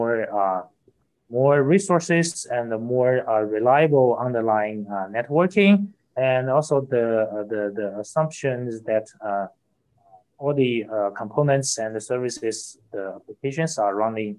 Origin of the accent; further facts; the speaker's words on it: Hangzhou, Zhejiang, China; I'm from Hangzhou, China, a beautiful city